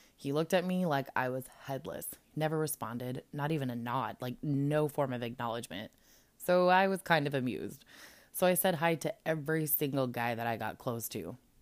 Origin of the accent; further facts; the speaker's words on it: Colorado, United States; moved away as an adult; now in California, United States; I grew up in Landlocked, Colorado